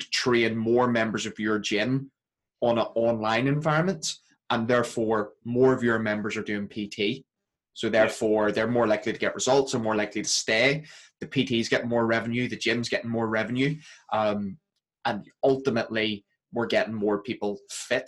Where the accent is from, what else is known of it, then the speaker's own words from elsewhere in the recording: Belfast, Northern Ireland, United Kingdom; accent: Belfast; moved away; I go home for a couple of days back to Belfast. Uh, my Belfast accent really comes out